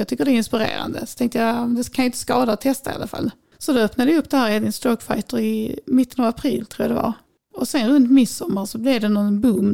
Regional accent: Vellinge, Skåne, Sweden; also born or lived in Lund / Dalby; sen när jag var fem så köpte mina föräldrar en tomt nere i djungelsen på Näset här i samma kommun som jag bor i idag, Vellinge

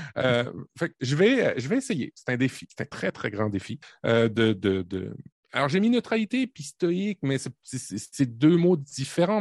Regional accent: Normandy, France; now in Canada; je suis le Canadien, mais Canadien cliché, je suis né en Normandie

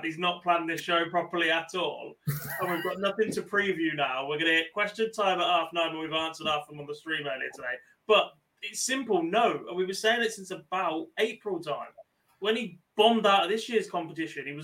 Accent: Birmingham, West Midlands, United Kingdom; accent: Brummie; my Brummie accent

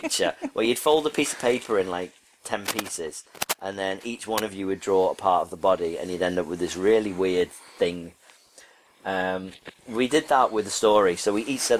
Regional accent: United Kingdom; we're like, from the UK

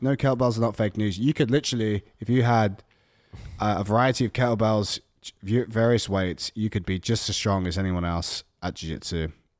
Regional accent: Australia; I'm from Australia.

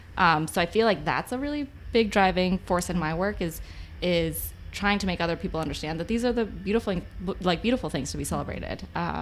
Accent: Mexico; first language es; English is a second language; family in Mexico, I was Mexican. I was like 100%, mm-hmm. you know, that. I speak perfect Spanish as my first language.

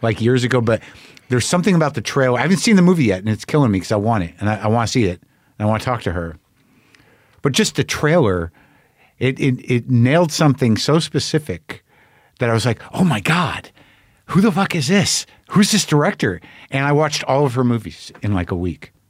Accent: Albuquerque, New Mexico, United States; I grew up in Albuquerque

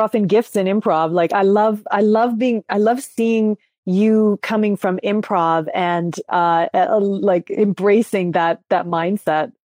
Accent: Langley and Maple Ridge, British Columbia, Canada; also born or lived in Vancouver; I was born in Vancouver, but then I was raised, uh, about an hour outside of Vancouver in two different towns, Langley and Maple Ridge.

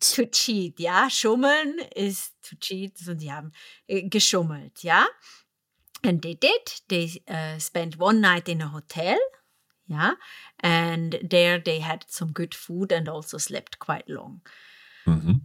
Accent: Zurich, Switzerland; Zurich in the German speaking part and mm-hmm. Andrea's hometown, also my hometown

